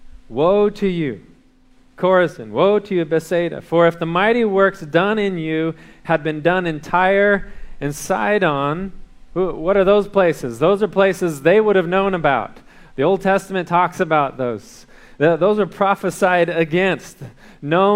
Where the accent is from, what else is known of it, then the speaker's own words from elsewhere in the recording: California, United States; now in Texas, United States; I grew up in California